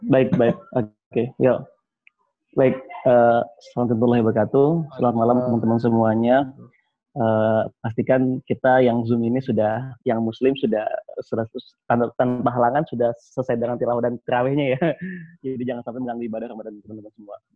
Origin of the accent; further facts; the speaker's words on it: Java, Indonesia; misalnya saya orang Jawa